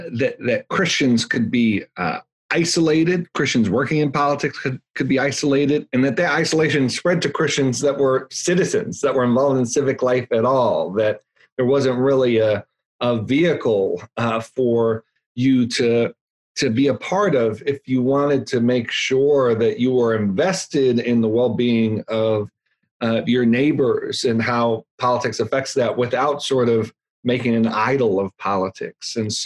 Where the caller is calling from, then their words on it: Virginia, United States; Northern Virginia, right outside of Washington, D.C.